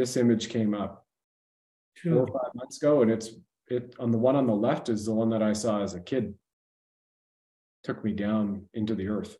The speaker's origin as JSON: {"language": "English", "town": "Brampton", "region": "Ontario", "country": "Canada", "tie": "born or raised there", "said": "we're about 30, 35 kilometers away where we lived, guys, from Pearson Airport, Toronto Pearson Airport at that time."}